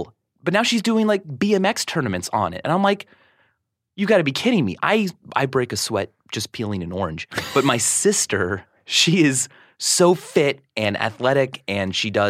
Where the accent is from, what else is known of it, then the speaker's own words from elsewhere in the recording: Stilwell, Kansas, United States; moved away; Stillwell, Kansas.